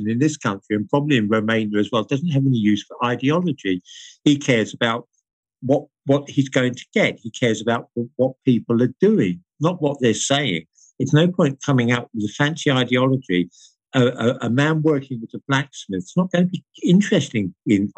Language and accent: English; United Kingdom; I'm British